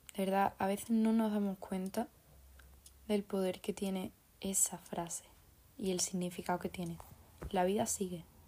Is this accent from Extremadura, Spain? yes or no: no; Andalusia, Spain; soy andaluza